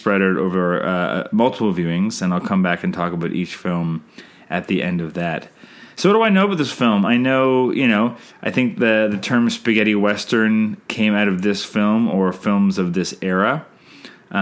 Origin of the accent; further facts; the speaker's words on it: Canada; I'm Canadian filmmaker